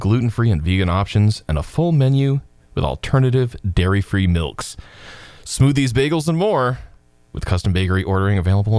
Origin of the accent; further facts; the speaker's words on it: Claremont, New Hampshire, United States; I still remember growing up in Claremont